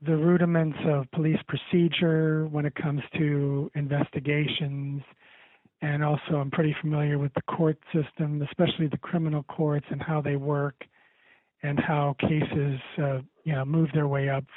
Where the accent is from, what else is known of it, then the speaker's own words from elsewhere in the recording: Ohio, United States; moved away as an adult; also born or lived in Western Pennsylvania; now in Pittsburgh area, Pennsylvania, United States; I'm mostly from Ohio. I've lived in Ohio most of my life, but I'm now working for a newspaper in Western Pennsylvania near Pittsburgh